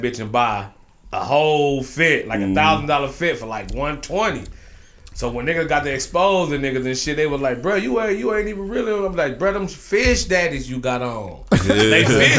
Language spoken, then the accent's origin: English; Cleveland, Ohio, United States